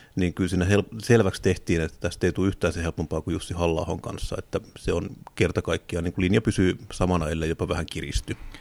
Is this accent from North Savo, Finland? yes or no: no; Tampere, Pirkanmaa, Finland; Itse olen kotoisin Tampereelta